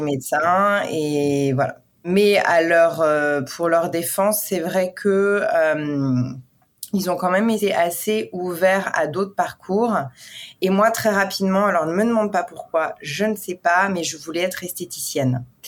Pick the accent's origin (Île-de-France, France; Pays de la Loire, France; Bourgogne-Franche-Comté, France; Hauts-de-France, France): Bourgogne-Franche-Comté, France; Besançon; also born or lived in Paris, France; now in New York, United States; je suis née dans l'est de la France, à Besançon